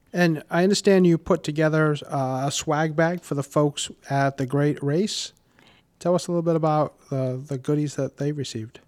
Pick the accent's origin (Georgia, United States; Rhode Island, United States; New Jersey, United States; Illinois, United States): Rhode Island, United States; Warwick; I grew up in Warwick and have been a homeowner for over